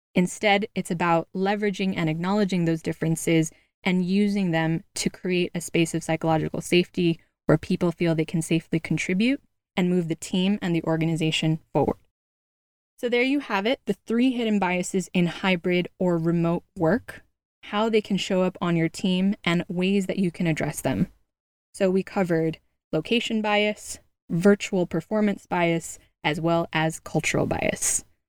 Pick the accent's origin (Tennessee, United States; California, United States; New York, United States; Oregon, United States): California, United States; moved away; out in California, my home state